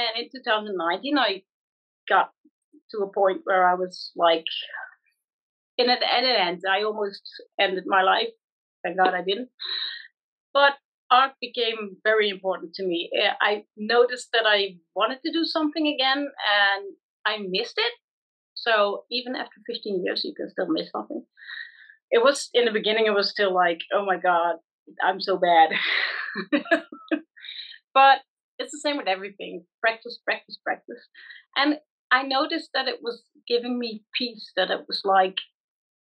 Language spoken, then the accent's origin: English; Netherlands; I'm from the Netherlands.